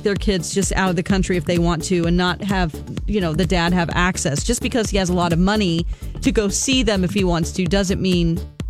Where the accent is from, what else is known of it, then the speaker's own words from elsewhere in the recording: Springfield, Missouri, United States; Springfield, Missouri, my hometown